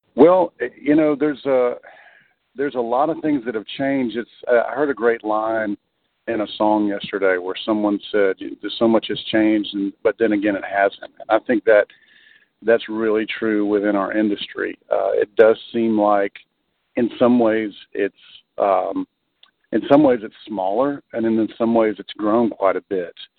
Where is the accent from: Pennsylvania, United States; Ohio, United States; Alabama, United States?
Alabama, United States; I'm originally from Alabama, so I grew up knowing about Muscle Shoals